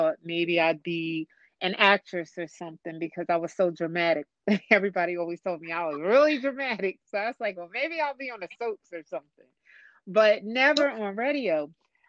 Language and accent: English; New Jersey, United States; also born or lived in Pennsylvania; I'm a Jersey girl, first of all. But I grew up in New Jersey. I was born in Pennsylvania, right outside of Philadelphia. But my parents moved me to Jersey when I was just in second grade. So I'm really a Jersey girl.